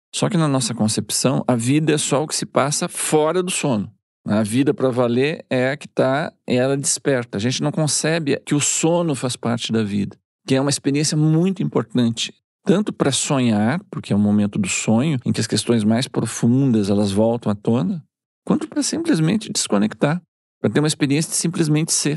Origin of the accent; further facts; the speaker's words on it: Rio Grande do Sul, Brazil; Eu sou gaúcho